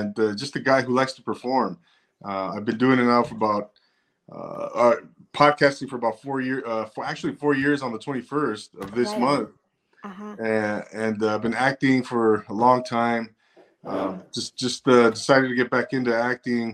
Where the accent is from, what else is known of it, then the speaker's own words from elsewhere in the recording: Rancho Cucamonga, California, United States; also born or lived in 805 area code, California (Central Coast); now in 805 area, California, United States; I'm originally from Rancho Cucamonga, California. Inland Empire, Navy vet, and now I'm here in the 805